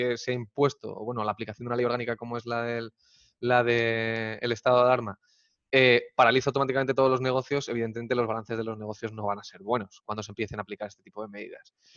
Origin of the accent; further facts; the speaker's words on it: Spain; los españoles somos muy de tocar